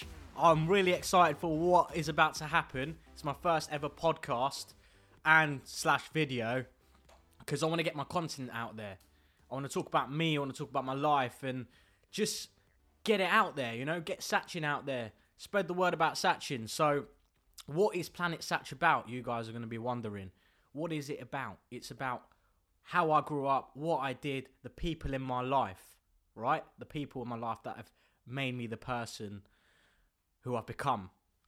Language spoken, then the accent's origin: English; Bolton, North West England, United Kingdom; born there; so actually I was born in Bolton. And being born in Bolton is not one of the most greatest of areas in the UK.